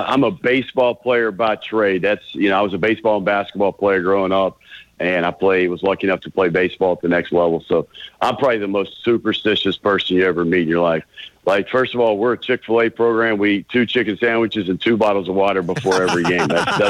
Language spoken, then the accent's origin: English; West Virginia, United States; moved away; I'm from West Virginia